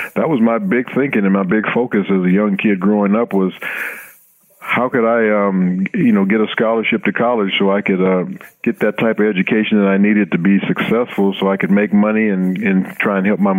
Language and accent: English; Los Angeles, California, United States; You know, I grew up in Los Angeles, like you said. We weren't very well off.